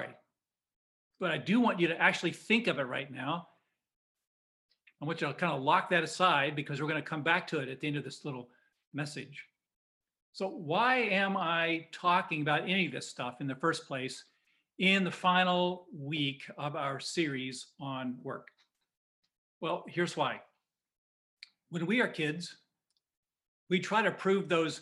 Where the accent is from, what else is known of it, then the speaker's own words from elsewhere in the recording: Indiana, United States; a kid growing up in Indiana